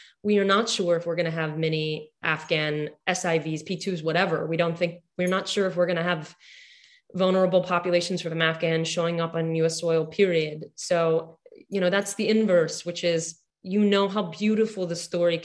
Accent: Houston, Texas, United States; I grew up in Houston

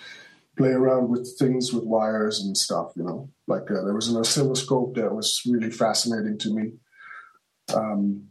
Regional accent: Hamburg, Germany; I grew up in Hamburg, Germany

